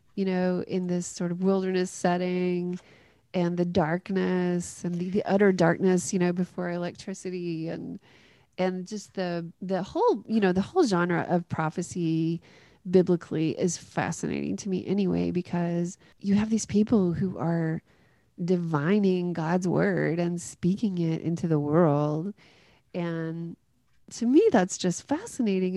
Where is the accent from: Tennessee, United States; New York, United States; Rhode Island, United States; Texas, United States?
Tennessee, United States; Greenfield; up in a really small town in West Tennessee called Greenfield